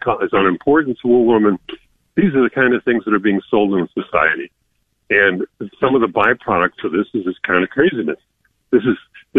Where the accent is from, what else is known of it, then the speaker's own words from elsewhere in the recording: Buffalo, New York, United States; now in Westlake, United States; I'm from Buffalo